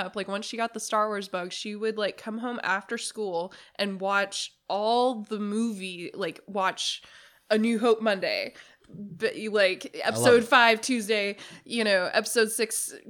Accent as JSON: {"language": "English", "region": "Texas", "country": "United States", "moved": "as an adult", "lives_now": "Pacific Northwest, United States", "said": "I am originally from Texas"}